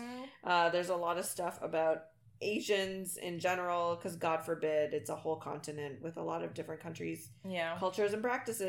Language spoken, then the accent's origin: English; United States; because I'm American, I have the ability to live there.